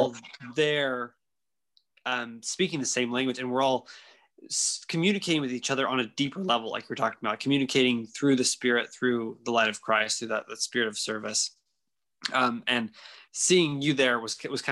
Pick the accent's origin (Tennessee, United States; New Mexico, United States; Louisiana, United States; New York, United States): Louisiana, United States; growing up in Louisiana